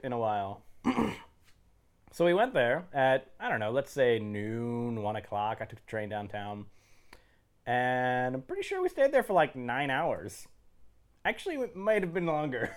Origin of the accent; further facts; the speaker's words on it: Bala Cynwyd, Pennsylvania, United States; I'm from Bella Kim Wood